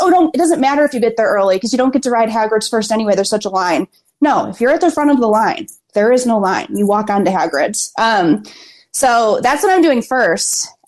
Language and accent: English; Kissimmee, Florida, United States; I'm from Kissimmee, Florida.